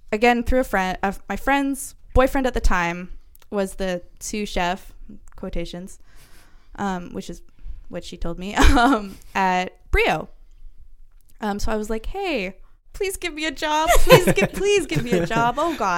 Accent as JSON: {"language": "English", "town": "Pender Island", "region": "British Columbia", "country": "Canada", "tie": "born or raised there", "moved": "as an adult", "said": "I moved away from Pender because I was a young woman and there was one of two young women on the entire island"}